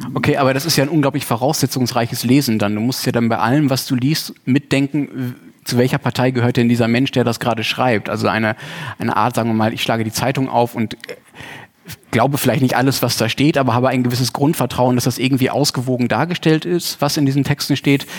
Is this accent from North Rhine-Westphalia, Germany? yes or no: yes; Dortmund, North Rhine-Westphalia, Germany; now in Hamburg, Germany; meiner eigenen Heimatstadt mitgebracht, nicht Heimatland, äh, nämlich aus Dortmund.